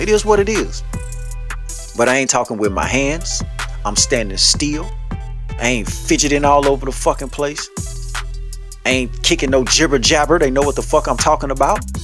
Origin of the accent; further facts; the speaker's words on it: Louisiana, United States; I'm from Louisiana.